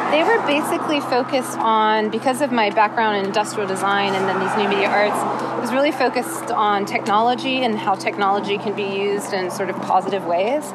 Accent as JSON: {"language": "English", "town": "Tallahassee", "region": "Florida", "country": "United States", "tie": "born or raised there", "said": "I was born in Tallahassee, Florida"}